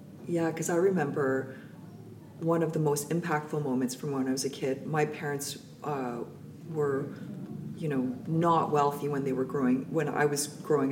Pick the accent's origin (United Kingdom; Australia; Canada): Canada; North Vancouver, British Columbia; I grew up in North Vancouver